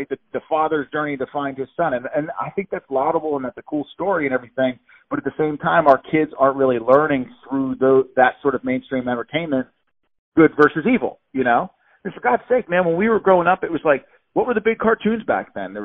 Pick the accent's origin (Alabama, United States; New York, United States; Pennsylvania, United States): Pennsylvania, United States; Pittsburgh; I'm from Pittsburgh, Pennsylvania